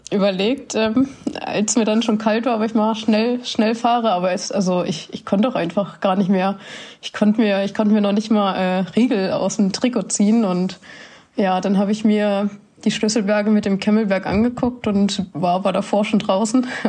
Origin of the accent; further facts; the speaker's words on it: Sonnewalde, Brandenburg, Germany; moved away; Ich komme aus Sonnewalde.